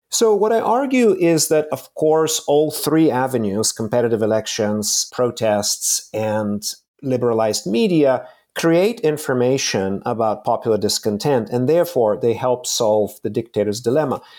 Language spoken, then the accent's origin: English; Bulgaria; moved away; I was born in Bulgaria in the mid-seventies, and I was fourteen when the Berlin Wall collapsed